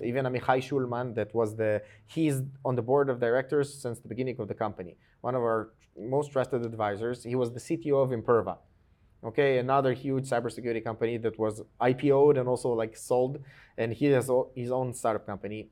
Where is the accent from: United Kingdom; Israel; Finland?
Israel; also born or lived in Georgia (country); I came to Israel when I was almost seven, okay? I came from Georgia. uh, the country, not the state, in the U S